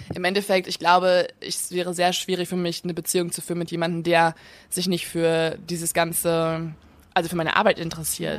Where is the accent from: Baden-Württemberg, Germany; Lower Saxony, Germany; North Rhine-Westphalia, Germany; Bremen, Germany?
North Rhine-Westphalia, Germany; near Eickelborn; die ist bei uns in der Nähe